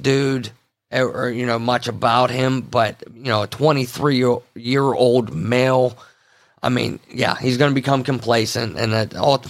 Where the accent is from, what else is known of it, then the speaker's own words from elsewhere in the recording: Pennsylvania, United States; we grew up in the Appalachians, a portion of it in, you know, west central Pennsylvania area.